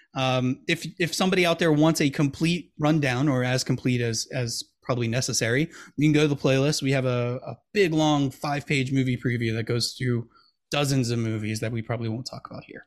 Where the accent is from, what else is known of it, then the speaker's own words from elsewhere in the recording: Milwaukee, Wisconsin, United States; we're from Milwaukee, Wisconsin